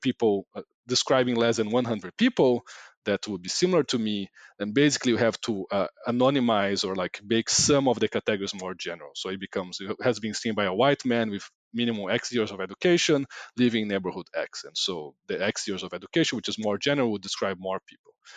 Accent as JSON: {"language": "English", "country": "Brazil", "said": "I'm from Brazil"}